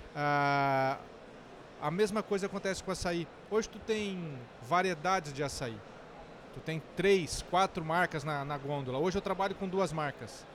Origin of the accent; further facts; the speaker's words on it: Rolândia, Paraná, Brazil; moved away; also born or lived in south of Santa Catarina; eu sou do norte do Paraná, mais precisamente na cidade de Rolândia, que é próxima a Londrina e saí de casa em 98